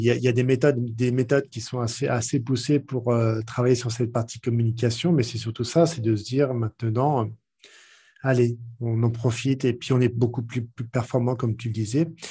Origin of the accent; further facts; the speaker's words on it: France; accent: French; mon accent bien trempé français